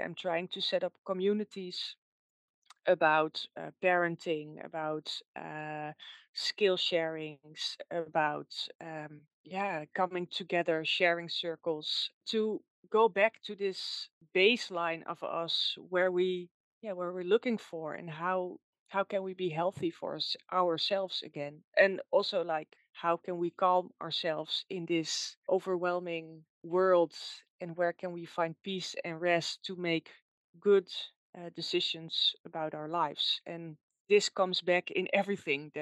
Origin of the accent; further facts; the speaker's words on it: Netherlands; English is a second language; you can probably hear that I'm from the Netherlands